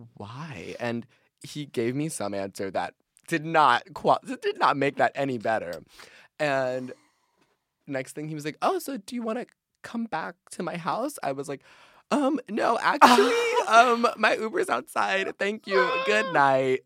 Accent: New York, United States; We realize we're from like a similar like area in New York

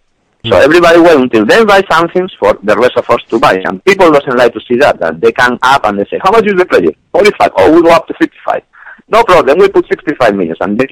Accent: Malaga, Andalusia, Spain; English is a second language; moved away as an adult; also born or lived in Galicia; now in New York, United States; I was born in Galicia, but because they were studying medicine, my parents, then I was moved to Malaga when I was 3 years.

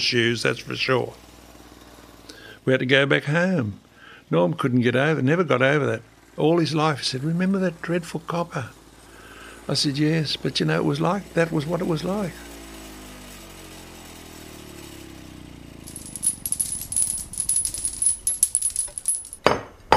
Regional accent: Australia; me being Australian

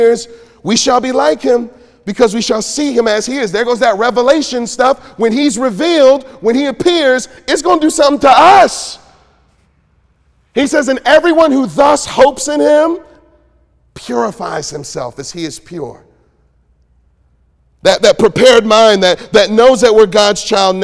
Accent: Detroit, Michigan, United States; I grew up in Detroit

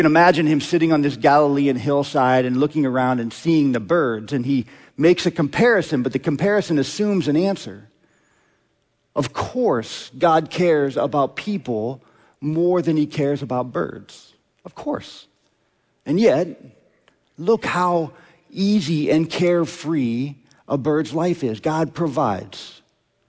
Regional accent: Omaha, Nebraska, United States; I grew up in Omaha.

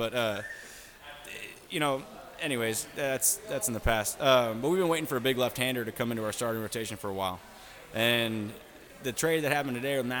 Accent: St. Louis, Missouri, United States; now in Texas, United States; I'm from the St. Louis area.

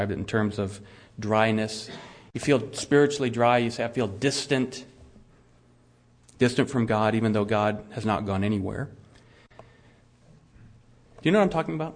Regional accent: United States; I'm an American Christian

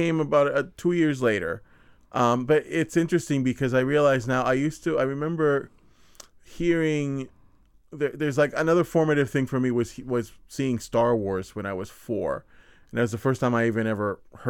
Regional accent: San Juan, Puerto Rico; I'm not from Santurce. Santurce is the hospital where I was born

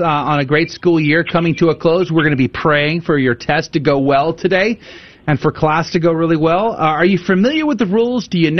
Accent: San Antonio, Texas, United States; born or raised there

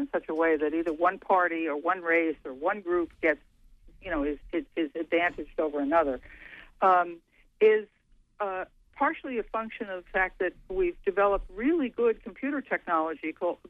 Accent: Wisconsin, United States; my home state of Wisconsin

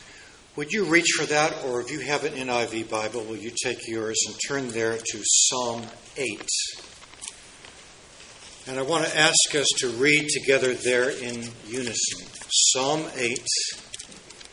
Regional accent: United States

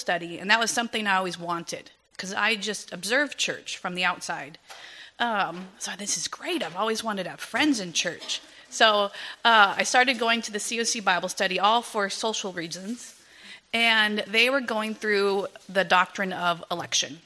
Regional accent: Agua Dulce, California, United States; moved away as an adult; also born or lived in Torrance, California; now in Philippines; I was born Southern California, Torrance. I grew up in Agua Dulce, a little bit north of Santa Clarita

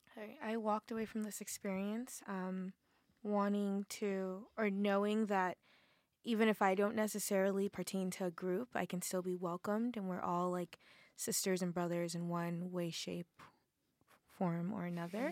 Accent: Massachusetts, United States; moved away; I'm from Massachusetts

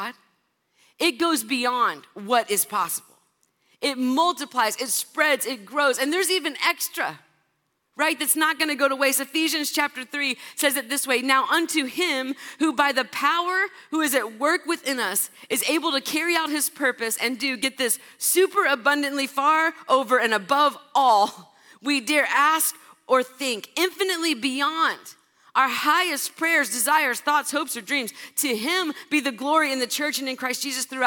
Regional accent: California, United States; also born or lived in Kentucky; I'm from California.

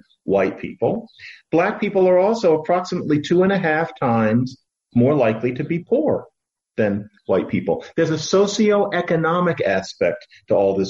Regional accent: Philadelphia, Pennsylvania, United States; My hometown of Philadelphia

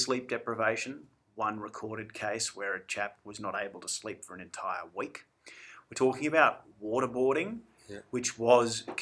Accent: Australia; being an Australian

